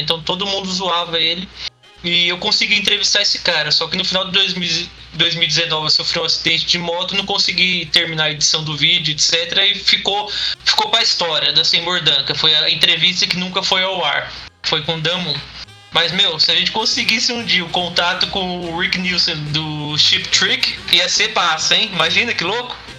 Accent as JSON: {"language": "Portuguese", "country": "Brazil", "said": "a gente, como brasileiro, e também como um, um país colonizado"}